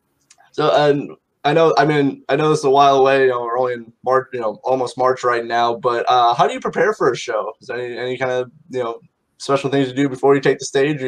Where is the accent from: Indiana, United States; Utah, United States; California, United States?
Indiana, United States; Mishawaka; right here in Mishawaka, Indiana, my hometown.